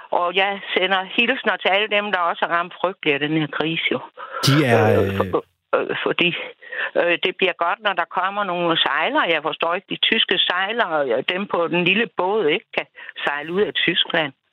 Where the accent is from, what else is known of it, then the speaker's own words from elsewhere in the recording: Bagenkop, Southern Denmark, Denmark; egentlig så kommer jeg ned fra Bagenkop